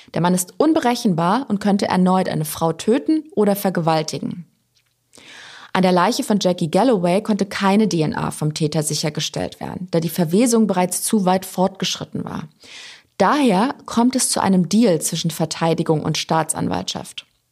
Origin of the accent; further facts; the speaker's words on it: Germany; bei uns in Deutschland